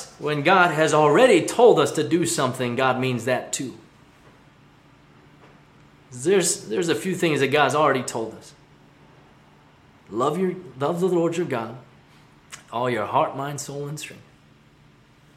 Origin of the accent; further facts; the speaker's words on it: Hong Kong; moved away; where I grew up in Hong Kong